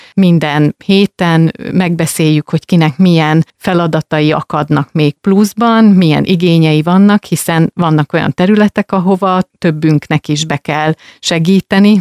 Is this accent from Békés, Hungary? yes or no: no; Rákóczifalva, Jász-Nagykun-Szolnok, Hungary; moved away; falváról jöttem, hát természetesen nem ott születtem, viszont ott töltöttem a, az első éveket